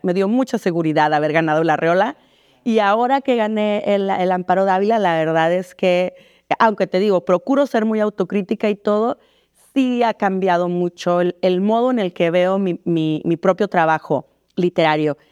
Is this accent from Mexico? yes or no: yes; Mexicali, Baja California, Mexico; me sentí un poco este, extranjera en mi pueblo, ¿no? Porque no allá en Mexicali es, muy, es una frontera muy distinta